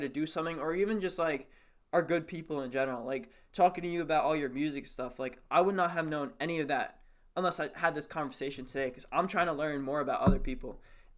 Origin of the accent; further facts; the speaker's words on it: United States; we're all American.